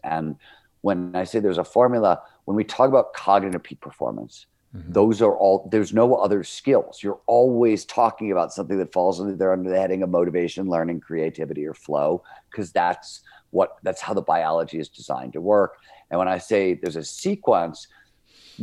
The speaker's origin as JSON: {"language": "English", "town": "Cleveland", "region": "Ohio", "country": "United States", "tie": "born or raised there", "said": "I grew up in Cleveland, Ohio. It was a blue collar steel mill town."}